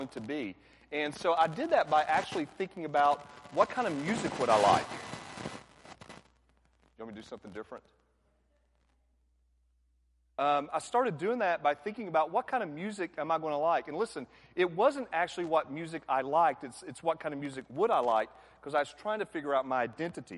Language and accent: English; Atlanta, Georgia, United States; I'm from Atlanta